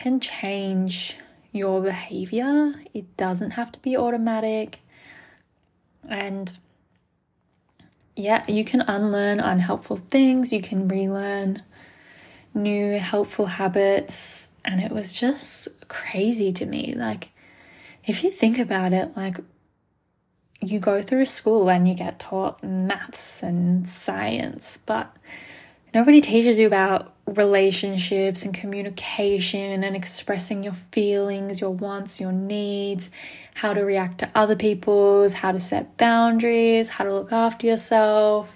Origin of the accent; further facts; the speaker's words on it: Melbourne, Victoria, Australia; also born or lived in Gold Coast, Australia; I am from Melbourne, Australia. I live here now. I grew up here.